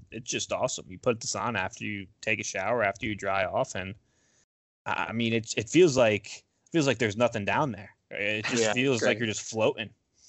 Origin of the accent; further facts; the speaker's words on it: Florida, United States; And I'm from Florida.